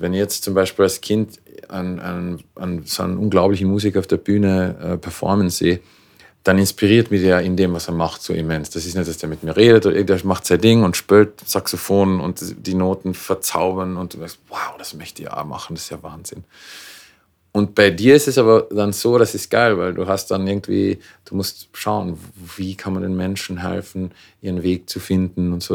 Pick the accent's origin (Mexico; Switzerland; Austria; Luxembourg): Austria; Klagenfurt, Carinthia; moved away as an adult; also born or lived in Vienna, Austria; now in Los Angeles, United States; ich bin ursprünglich aus Klagenfurt, ähm, habe eine wunderbare Kindheit gehabt